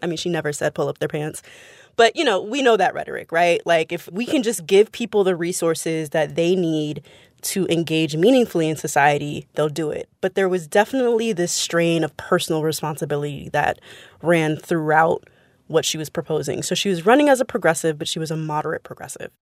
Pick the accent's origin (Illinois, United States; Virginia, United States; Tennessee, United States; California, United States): California, United States; San Francisco; I'm from San Francisco